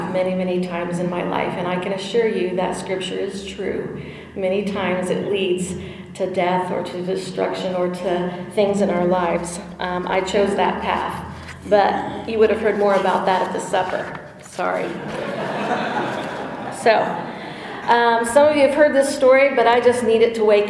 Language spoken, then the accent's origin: English; El Dorado, United States; Growing up in El Dorado